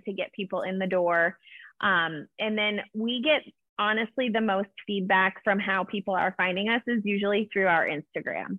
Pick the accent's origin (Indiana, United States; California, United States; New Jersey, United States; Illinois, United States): Illinois, United States; Chicago; moved away as an adult; now in Ohio, United States; I am originally from Chicago, born and raised, and just recently moved to Ohio